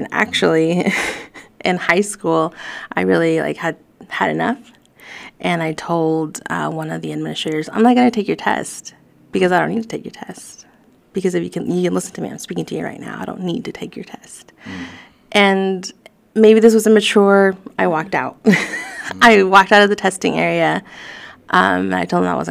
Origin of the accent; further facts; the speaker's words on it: Fayetteville, Arkansas, United States; English is a second language; Growing up in Fayetteville, being predominantly white